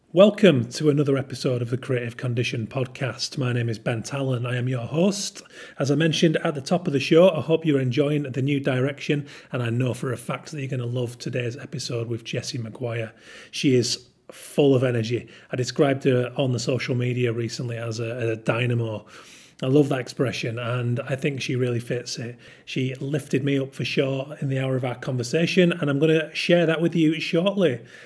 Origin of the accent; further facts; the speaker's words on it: Yorkshire and the Humber, United Kingdom; I'm from Yorkshire